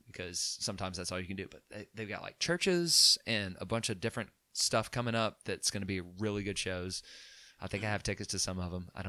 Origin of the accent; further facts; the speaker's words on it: Chelsea, Alabama, United States; I mean, I grew up in Chelsea, Alabama.